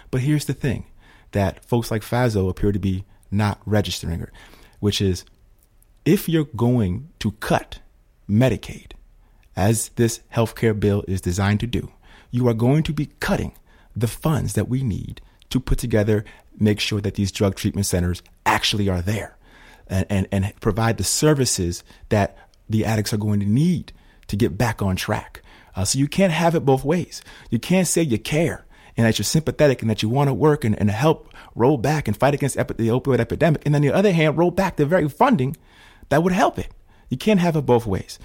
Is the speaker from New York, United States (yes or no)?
yes; Schenectady, New York, United States; I'm from Schenectady